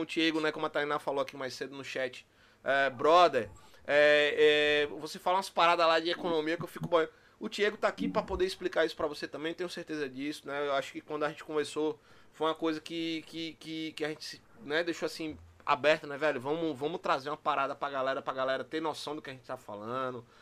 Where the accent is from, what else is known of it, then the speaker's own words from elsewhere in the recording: Bahia, Brazil; Que pra quem não sabe, eu também sou baiano, chamo Tiguinho de, de, de da Bahia, mas eu também sou